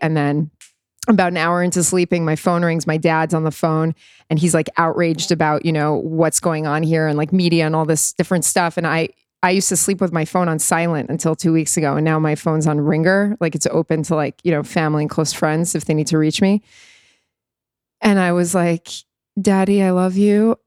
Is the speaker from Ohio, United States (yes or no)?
no; New York, United States; moved away as an adult; now in Tel Aviv, Israel; I'm a native New Yorker